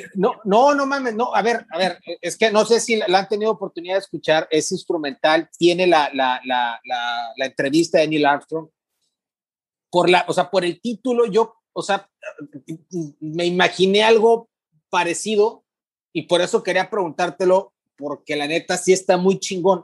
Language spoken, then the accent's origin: Spanish; Ciudad Mante, Tamaulipas, Mexico; now in Tampico, Mexico; yo soy de Mante, pero vivo en Tapico